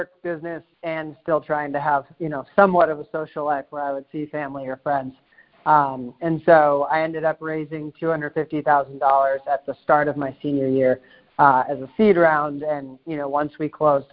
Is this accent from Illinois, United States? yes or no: no; Hopkinton, Massachusetts, United States; I was born in a suburb a little bit outside of Boston, Massachusetts, a small town called Hopkinton, which is where the Boston Marathon starts, so 26 miles west of the city. And I grew up there